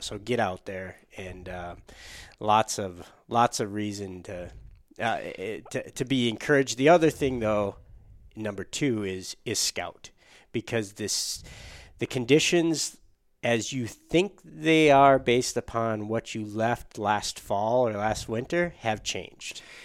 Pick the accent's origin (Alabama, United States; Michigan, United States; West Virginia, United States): Michigan, United States; Upper Peninsula of; born or raised there; moved away; also born or lived in Minnesota